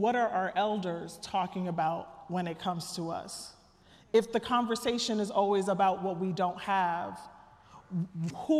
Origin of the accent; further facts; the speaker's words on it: Trenton, New Jersey, United States; I'm from Trenton, New Jersey. Shout out to the hood.